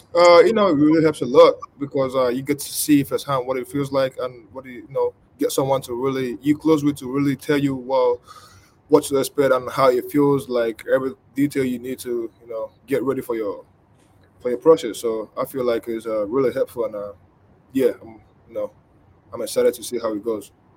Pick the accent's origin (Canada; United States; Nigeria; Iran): Nigeria; moved away; I grew up in Nigeria.